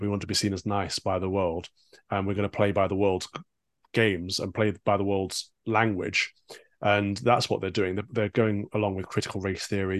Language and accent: English; East Midlands, United Kingdom; born and raised in the Midlands, so for an, an, an American audience, that's Sherwood Forest